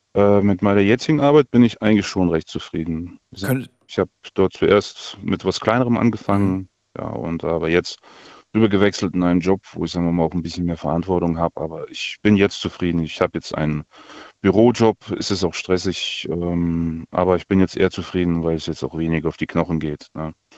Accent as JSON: {"language": "German", "country": "Kazakhstan", "tie": "born or raised there", "moved": "yes", "lives_now": "Germany", "said": "ich bin in Kasachstan geboren, seit 92 hier"}